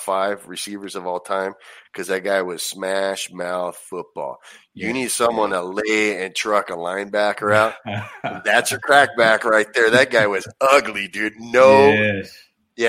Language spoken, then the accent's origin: English; Anaheim, California, United States; I grew up going there, and it's you know, I'm from Anaheim originally, so that was right down the street